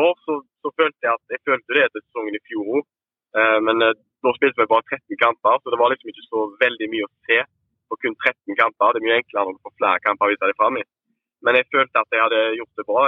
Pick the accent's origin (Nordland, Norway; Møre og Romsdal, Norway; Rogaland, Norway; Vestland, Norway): Rogaland, Norway; Haugesund; vi kom jo begge, fra Skåredalen, så vi gikk på samme skole fra, fra 1 til 10